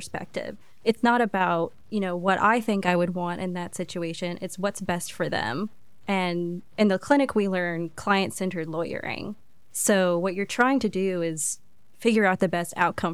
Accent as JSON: {"language": "English", "town": "Campobello", "region": "South Carolina", "country": "United States", "said": "I'm from Campobello, so right in between Greenville and Spartanburg in the upstate."}